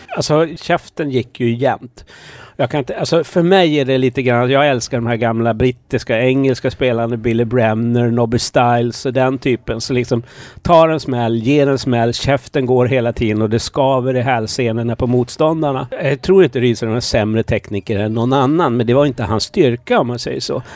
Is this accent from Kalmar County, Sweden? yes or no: yes; Kalmar County, Sweden; also born or lived in Malmö; jag är född i Malmö. Eh, sen när vi flyttade till Öland